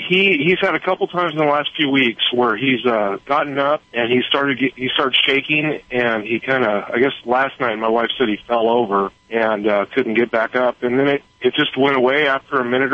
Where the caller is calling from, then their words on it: Cottonwood, California, United States; I'm in Cottonwood, California right now. I'm a truck driver.